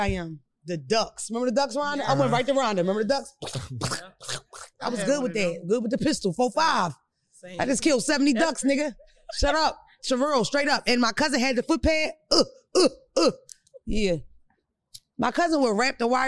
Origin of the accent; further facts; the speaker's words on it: Philadelphia, Pennsylvania, United States; I'm from Philadelphia.